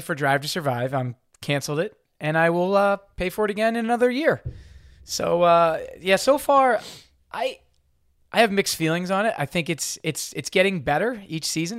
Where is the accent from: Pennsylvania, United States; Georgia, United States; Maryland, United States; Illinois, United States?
Maryland, United States; outside of Baltimore; I grew up outside of Baltimore